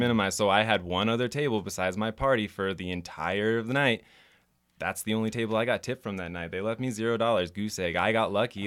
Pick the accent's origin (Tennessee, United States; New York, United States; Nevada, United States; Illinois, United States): Nevada, United States; Reno; also born or lived in Los Angeles / San Jose / Las Vegas; I'm from here. Grew up Spanish Springs. Uh, spent most of my life in Reno